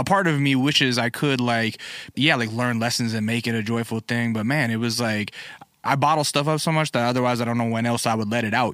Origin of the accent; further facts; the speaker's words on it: Alaska, United States; moved away; I grew up in Alaska